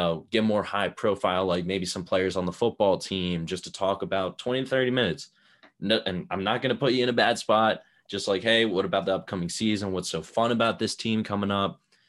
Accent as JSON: {"language": "English", "town": "Abington", "region": "Pennsylvania", "country": "United States", "said": "Montgomery County, which is like Philadelphia area."}